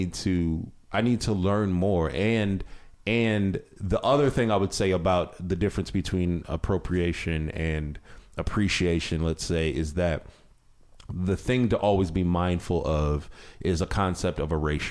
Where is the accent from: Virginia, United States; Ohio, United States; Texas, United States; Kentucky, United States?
Ohio, United States; moved away; I grew up in Ohio